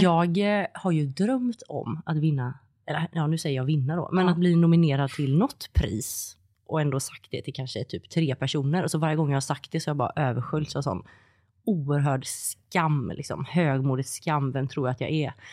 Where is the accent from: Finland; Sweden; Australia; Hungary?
Sweden; Gothenburg, Västra Götaland; jag kommer från Göteborg